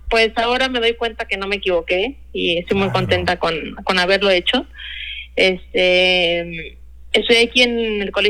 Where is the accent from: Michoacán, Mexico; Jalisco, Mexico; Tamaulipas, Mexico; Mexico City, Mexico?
Jalisco, Mexico; Guadalajara; yo soy tapatía, soy de aquí de ah, Guadalajara, Jalisco, y tengo 29 años ahorita, recién cumplido.